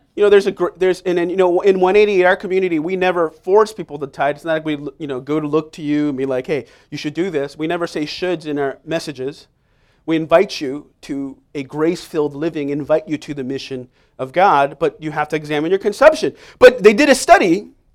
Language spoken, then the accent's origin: English; New York City, New York, United States; moved away as an adult; now in Staten Island, United States; I grew up in Manhattan, Upper West Side